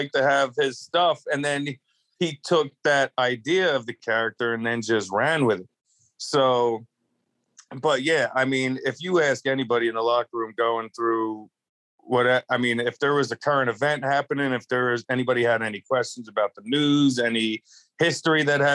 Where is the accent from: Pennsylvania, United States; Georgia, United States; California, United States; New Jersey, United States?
Pennsylvania, United States; outside of Philadelphia; moved away; also born or lived in Tampa Bay, Florida / Clearwater, Florida / Salt Lake City, Utah; I was born outside of Philadelphia in Pennsylvania. And I lived there for a lot of my life